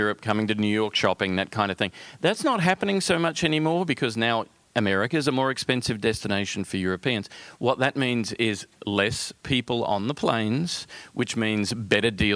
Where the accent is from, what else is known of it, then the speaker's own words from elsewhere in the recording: Australia; accent: Australian; Being Australian, which is where the accent comes from